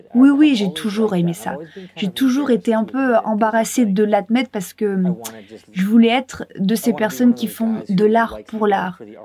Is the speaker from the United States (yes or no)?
yes; Michigan, United States; moved away; also born or lived in Indiana; je suis né dans l'Indiana, aux États-Unis, mais j'ai très rapidement déménagé dans le Michigan. C'est là que j'ai grandi